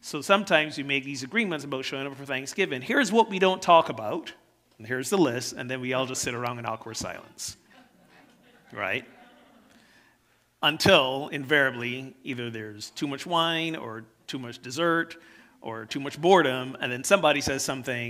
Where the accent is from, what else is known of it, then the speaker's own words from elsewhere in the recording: Barbados; now in United States; I didn't grow up here in the U.S. I grew up in Barbados.